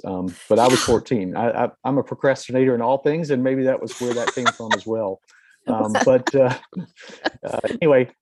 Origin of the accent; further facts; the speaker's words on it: Durham, North Carolina, United States; I grew up in North Carolina, a very normal home